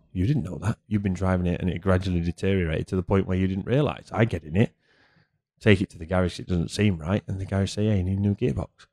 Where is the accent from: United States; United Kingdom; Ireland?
United Kingdom; moved away; as a Brit